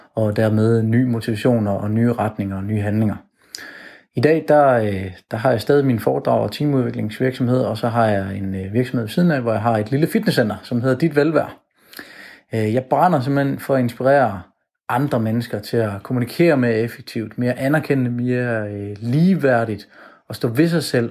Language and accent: Danish; Jutland, Denmark; now in Copenhagen, Denmark; Jeg kommer fra Jylland af, men øh, jeg bor nu i København